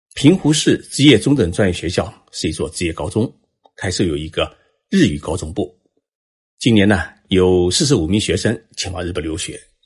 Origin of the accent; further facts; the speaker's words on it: China; moved away as an adult; also born or lived in Japan; 我们中国人